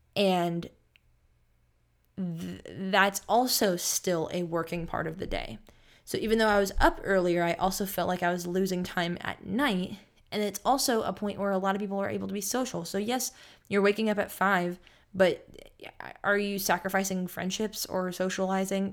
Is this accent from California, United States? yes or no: yes; Sacramento, California, United States; I'm from Sacramento and I'm back home in Sacramento